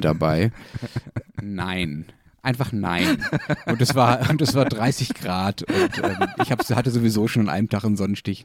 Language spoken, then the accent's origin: German; Berlin, Germany; ich komme aus Berlin